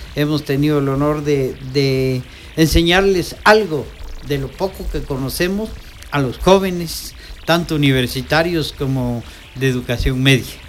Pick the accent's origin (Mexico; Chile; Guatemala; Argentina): Guatemala; Quetzaltenango; mi pueblo